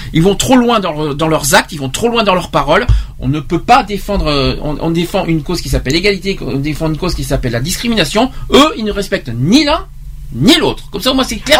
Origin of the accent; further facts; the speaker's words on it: Bordeaux, Nouvelle-Aquitaine, France; en tant que Bordelais, en tant que Bordeaux